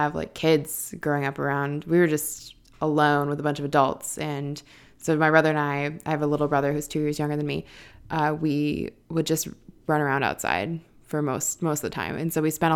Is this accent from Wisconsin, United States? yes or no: yes; Avalon, Wisconsin, United States; now in Chicago, United States; I was raised in the middle of nowhere. I'm from Avalon, Wisconsin, which has a population of about 100 people